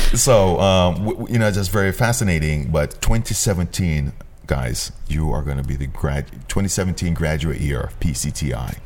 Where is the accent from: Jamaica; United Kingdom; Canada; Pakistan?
Jamaica; moved away; growing up in Jamaica, where uniform was also very beneficial for us